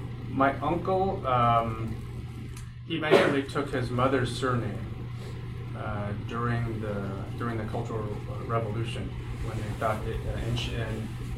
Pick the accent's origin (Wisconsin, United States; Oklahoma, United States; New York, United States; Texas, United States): New York, United States; Poughkeepsie; also born or lived in Shanghai, China; I was born in Poughkeepsie, New York